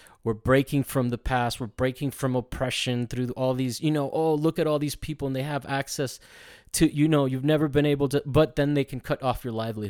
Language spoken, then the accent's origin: English; Italy; well, in reality, I grew up not really following soccer, just being in its shadow in a culture because I grew up in Italy.